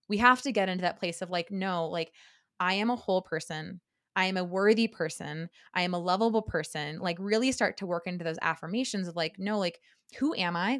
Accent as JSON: {"language": "English", "area": "Silicon Valley, the Bay Area", "region": "California", "country": "United States", "tie": "born or raised there", "said": "I grew up in California. Um, I I'm from the Silicon Valley, the Bay Area"}